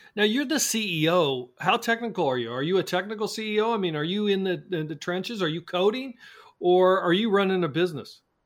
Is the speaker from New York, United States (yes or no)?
no; Kansas City, Missouri, United States; I'm from Kansas City, where we have the best barbecue in the world